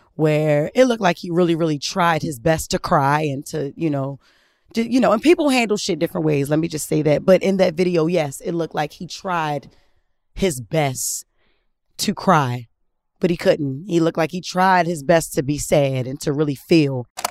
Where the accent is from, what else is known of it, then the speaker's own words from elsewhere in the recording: Baltimore, Maryland, United States; growing up in Baltimore